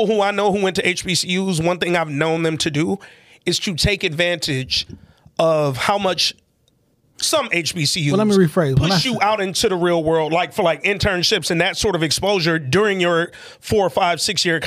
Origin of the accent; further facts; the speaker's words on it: Alabama, United States; We in my home state. Like, this is where I'm from